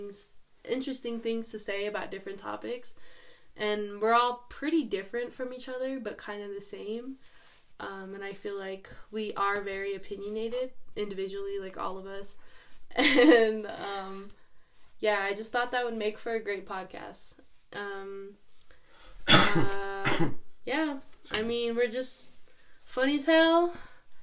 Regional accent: Pinon, Arizona, United States; I'm 21 years old and I'm from Pinon, Arizona

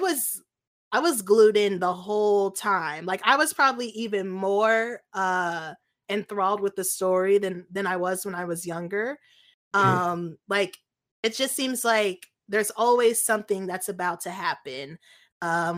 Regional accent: United States; as an American

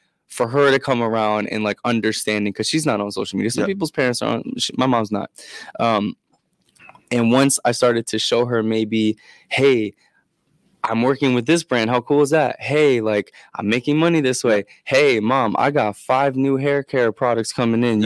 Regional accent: Maryland, United States; I am from Maryland

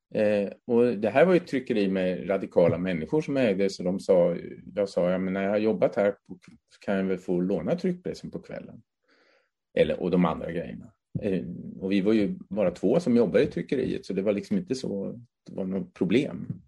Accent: Hässleholm Municipality, a small village in northern Skåne, Sweden; tonåren växte jag upp i en hemsk liten by, eller hemsk kan jag inte säga, men en väldigt liten by i norra Skåne

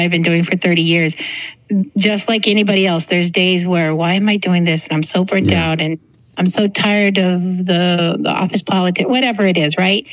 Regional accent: Clint, Texas, United States; also born or lived in El Paso; I was a poor white kid growing up in Clint that had a really hard time relating to the people in Clint.

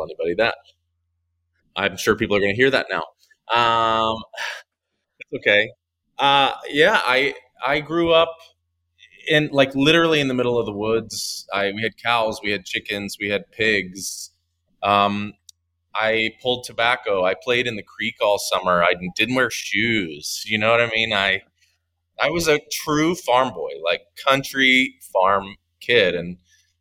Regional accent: Ringgold, Virginia, United States; moved away as an adult; also born or lived in New York City, United States; now in Atlanta, United States; I actually grew up in Ringgold, Virginia, which is the county version okay. of the city. The city was Danville, but I grew up in Ringgold

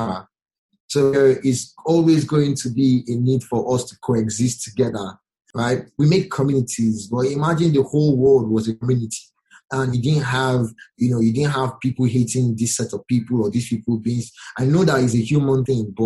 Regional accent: Nigeria; I'm a Nigerian

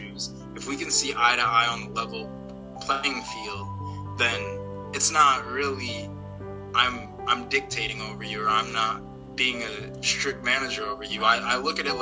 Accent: South Plainfield, New Jersey, United States; I serve on the Board of Education in my hometown of South Plainfield, New Jersey

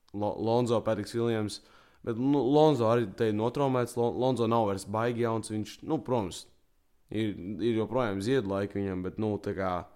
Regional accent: Latvia; esmu latvietis

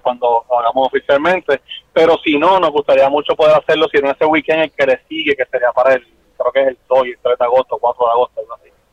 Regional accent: Naranjito, Puerto Rico; moved away as an adult; also born or lived in Bayamón; now in Quebradillas, Puerto Rico; Yo soy nosotros de Naranjito.

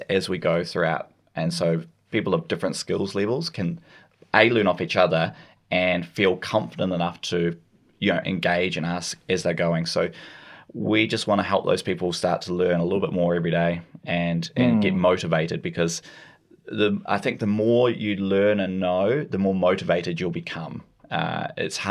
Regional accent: Nelson, New Zealand; moved away; I was in Nelson recently, which is my hometown

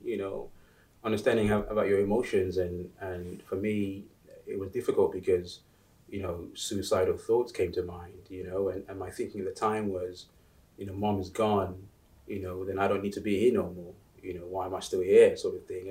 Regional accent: United Kingdom; also born or lived in Uganda; I came to the UK with my family sort of in the late 80s

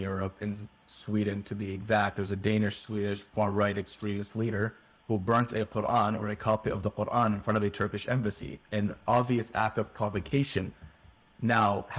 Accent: Canada; as a Canadian

